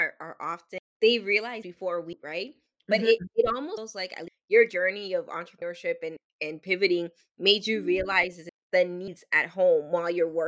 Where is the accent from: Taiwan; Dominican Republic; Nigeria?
Dominican Republic; moved away; I grew up in the Dominican Republic